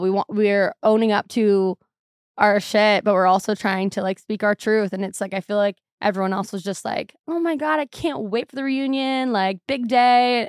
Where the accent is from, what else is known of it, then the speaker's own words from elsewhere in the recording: Seattle, Washington, United States; also born or lived in Arizona; Seattle's super depressing. I love it. It's my hometown